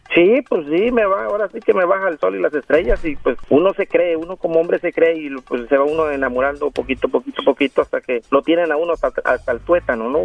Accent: Mexico; moved away as an adult; now in Los Angeles, United States; Yo soy mexicano de Gusto, Colorado

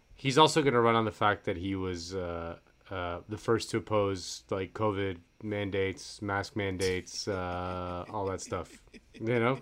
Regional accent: Florida, United States; moved away; I'm from Florida, so all my friends are, they're back at home in Florida

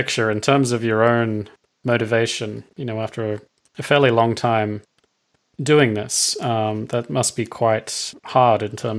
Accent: Australia; moved away; I'm Australian

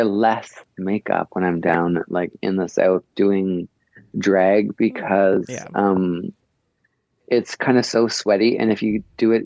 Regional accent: Canada; I'm from Canada, so we have, you know, pretty limited amount of large cities

